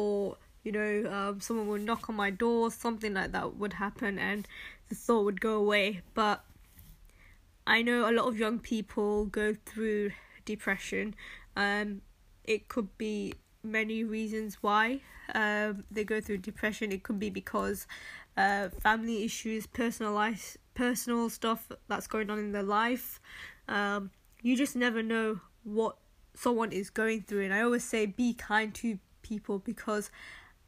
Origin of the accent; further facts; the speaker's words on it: Manchester, North West England, United Kingdom; moved away as an adult; also born or lived in Birmingham; I studied in Birmingham, and I'm originally from Manchester.